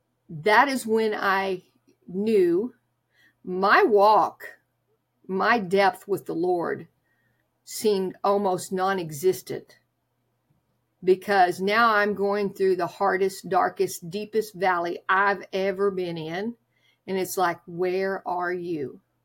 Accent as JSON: {"language": "English", "region": "Oklahoma", "country": "United States", "tie": "born or raised there", "said": "I was raised in Oklahoma, where I would ride a bus to church on Sunday morning."}